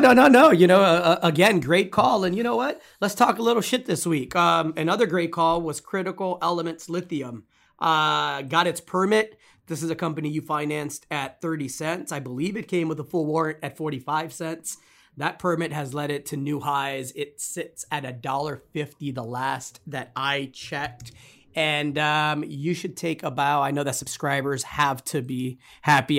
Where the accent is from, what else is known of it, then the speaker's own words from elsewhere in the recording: Texas, United States; my home state here in Texas